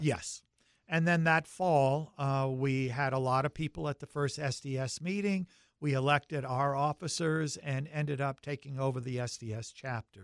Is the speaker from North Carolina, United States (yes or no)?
yes; Charlotte, North Carolina, United States; accent: deep Southern; moved away as an adult; also born or lived in Syracuse, New York / Seattle, Washington; I grew up in Charlotte, North Carolina